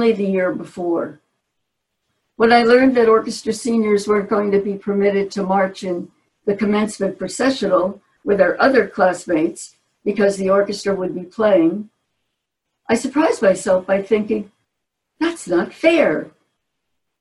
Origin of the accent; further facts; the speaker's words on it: Newark, New Jersey, United States; I was born and raised in Newark, New Jersey